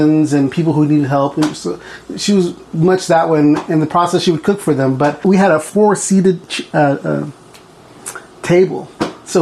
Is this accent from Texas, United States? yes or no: yes; Port Lavaca, Texas, United States; moved away as an adult; now in Bethel, United States; I grew up in Port Lavaca, Texas, which is like halfway between Corpus Christi and Houston